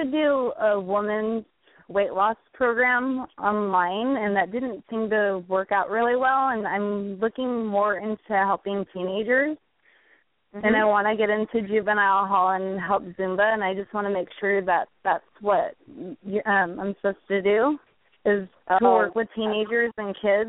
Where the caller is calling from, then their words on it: California, United States; From California.